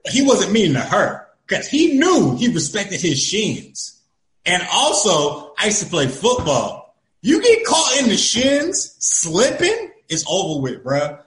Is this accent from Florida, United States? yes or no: yes; Florida, United States; I'm from Florida, right? I'm from the middle of nowhere in Florida